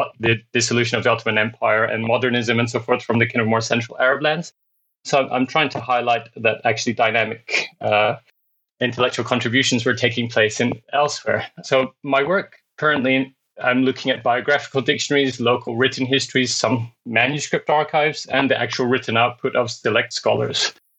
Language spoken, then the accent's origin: English; Scotland, United Kingdom; now in Sydney, Australia; I'm based in Sydney, Australia, although I'm originally from Scotland, actually, although I don't have the accent anymore.